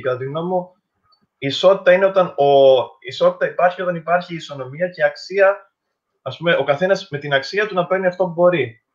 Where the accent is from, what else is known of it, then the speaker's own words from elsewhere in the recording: Crete, Greece; και εγώ και ο Μιχάλη είμαστε από Κρήτη